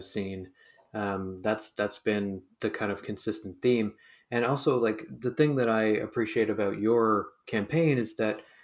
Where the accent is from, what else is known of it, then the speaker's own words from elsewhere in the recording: Hamilton, Ontario, Canada; now in Halifax, Canada; I was born and raised in Hamilton, Ontario.